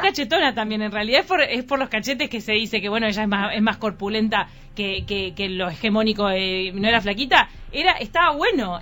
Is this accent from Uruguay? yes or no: yes; Uruguay; nosotros en Uruguay